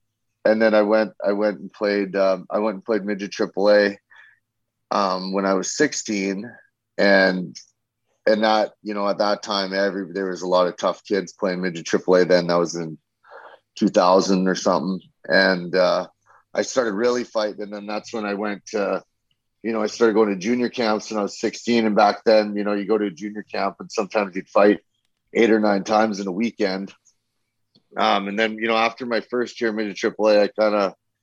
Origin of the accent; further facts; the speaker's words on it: Saskatchewan, Canada; moved away; also born or lived in Strathmore, Alberta; I'm actually from Saskatchewan. I grew up in Saskatchewan